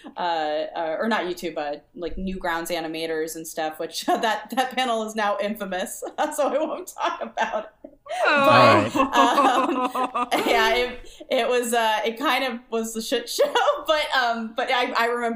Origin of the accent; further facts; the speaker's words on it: Maryland, United States; moved away as an adult; I'm from the East Coast, I grew up in Maryland